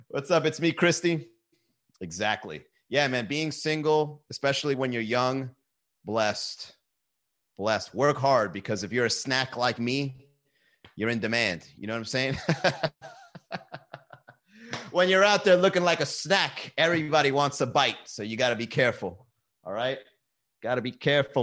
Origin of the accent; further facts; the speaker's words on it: Miami, Florida, United States; we're from Miami